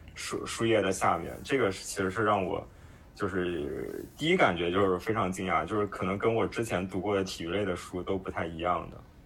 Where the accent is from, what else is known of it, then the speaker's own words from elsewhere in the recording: Nanjing, Jiangsu, China; 我是出生在南京的，而且我之前大部分的时间都在南京